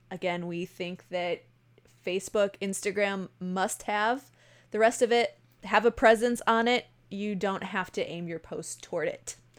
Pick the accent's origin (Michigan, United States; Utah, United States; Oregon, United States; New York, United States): New York, United States; Buffalo; I am from Buffalo, New York. We say, er, A is funny